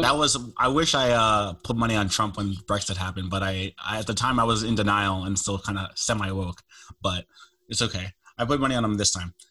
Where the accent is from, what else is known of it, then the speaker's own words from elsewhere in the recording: United States; I'm American